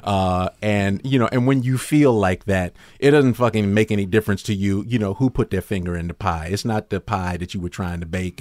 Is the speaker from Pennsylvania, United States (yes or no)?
no; Chicago, Illinois, United States; I was from Chicago